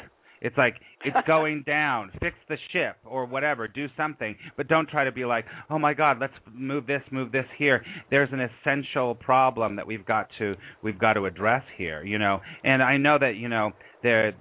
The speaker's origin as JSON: {"language": "English", "town": "Los Angeles", "region": "California", "country": "United States", "tie": "born or raised there", "also_born_or_lived": "New York", "moved": "as an adult", "said": "I was raised in Los Angeles"}